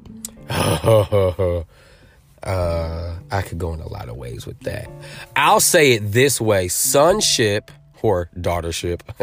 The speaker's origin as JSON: {"language": "English", "town": "Norwich", "region": "Connecticut", "country": "United States", "tie": "born or raised there", "also_born_or_lived": "New Britain, Connecticut", "moved": "yes", "lives_now": "Atlanta, United States", "said": "Raised in the Norwich, New London area, and, uh, we left in two thousand, so I've been in Atlanta for twenty years"}